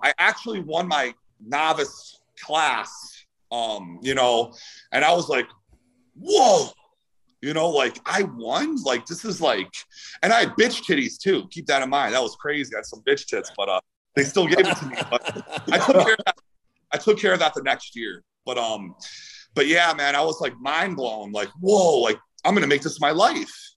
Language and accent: English; Cleveland, Ohio, United States; moved away as an adult; also born or lived in California; I'm from Cleveland, Ohio.